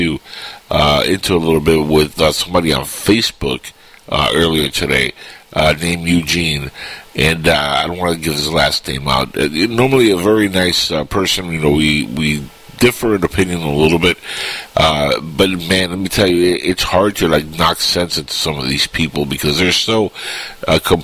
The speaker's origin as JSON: {"language": "English", "country": "Cuba", "tie": "born or raised there", "moved": "yes", "lives_now": "United States", "said": "I'm Cuban, and sadly, I can never run for president because I was born in Cuba"}